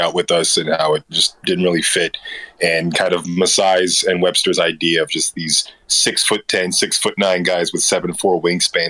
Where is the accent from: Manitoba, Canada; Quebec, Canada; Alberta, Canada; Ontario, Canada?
Ontario, Canada; Toronto; I'm from Toronto, Canada